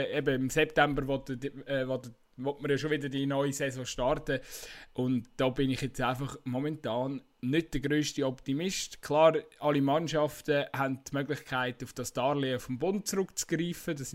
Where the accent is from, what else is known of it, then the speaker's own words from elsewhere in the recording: Switzerland; ich finde, man muss sich das irgendwie als äh, Schweizer Fußballfan auch einfach ein Stück weit bewusst sein